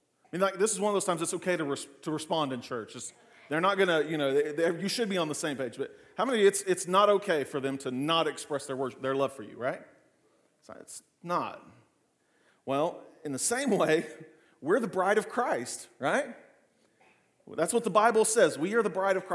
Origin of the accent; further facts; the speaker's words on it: Clinton, United States; growing up in Clinton